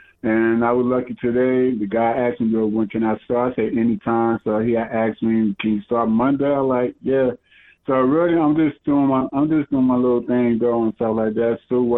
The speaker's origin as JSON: {"language": "English", "town": "Paterson", "region": "New Jersey", "country": "United States", "tie": "born or raised there", "said": "I'm from the 973. Where I was born, from Passaic County, New Jersey, Patterson, New Jersey, baby. That's where I'm from."}